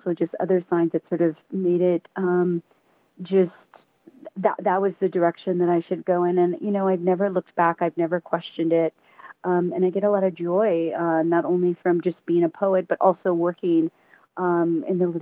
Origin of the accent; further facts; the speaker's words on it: San Gabriel Valley, Southern California, United States; moved away as an adult; also born or lived in New York; now in Tucson, United States; I grew up in the San Gabriel Valley